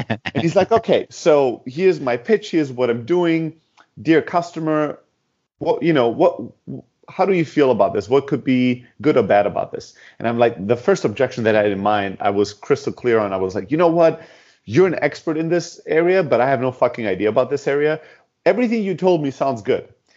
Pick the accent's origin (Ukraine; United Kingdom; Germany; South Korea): Germany; Southern Germany; moved away; also born or lived in Greece; originally from Greece, uh, born and raised in Germany and the south of Germany